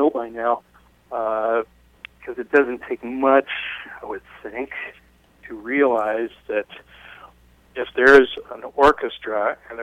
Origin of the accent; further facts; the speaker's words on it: Marin County, California, United States; it was in my hometown